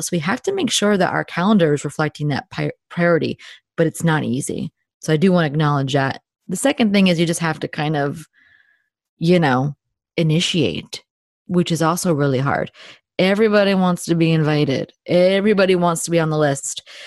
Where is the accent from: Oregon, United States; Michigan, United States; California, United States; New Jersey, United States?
New Jersey, United States; I am a Jersey girl through and through, born and bred in New Jersey.